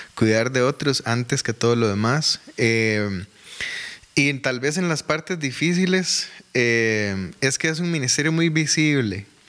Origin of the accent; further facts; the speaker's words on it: Desamparados, San José, Costa Rica; also born or lived in Alajuelita / San Francisco de Dos Ríos / Curridabat; now in Goicoechea, Costa Rica; nací en Alajuelita, me crié en Desamparados